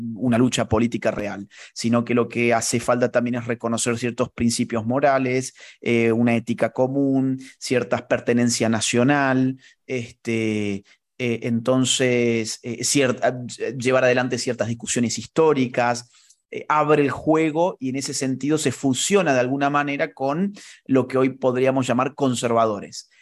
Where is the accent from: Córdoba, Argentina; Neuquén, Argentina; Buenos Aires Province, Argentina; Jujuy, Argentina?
Córdoba, Argentina; en Córdoba, de donde yo soy